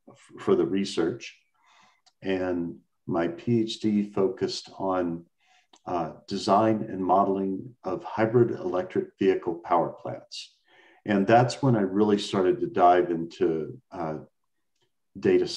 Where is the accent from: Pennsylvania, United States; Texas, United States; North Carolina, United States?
Texas, United States; Dallas; also born or lived in Austin, Texas; I was born and raised in Dallas, Texas, and had the honor of being senior class president of my very large Dallas high school